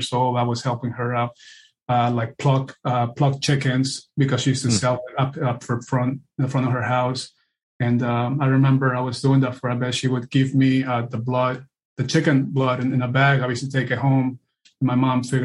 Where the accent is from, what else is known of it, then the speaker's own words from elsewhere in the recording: Peru; now in United States; I was born and raised in Peru, South America, and this was the home that I was raised.